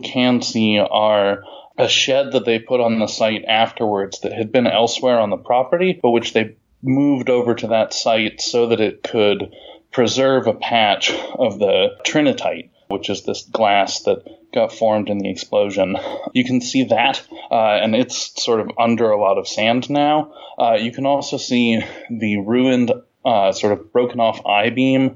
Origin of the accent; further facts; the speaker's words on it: California, United States; moved away as an adult; now in Pittsburgh, United States; My sister and I were raised in California